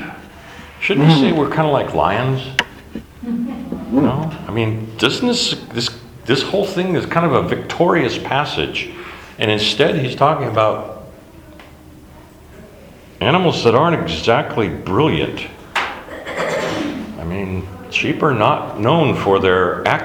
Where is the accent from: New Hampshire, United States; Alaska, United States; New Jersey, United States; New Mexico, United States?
Alaska, United States; I grew up in Alaska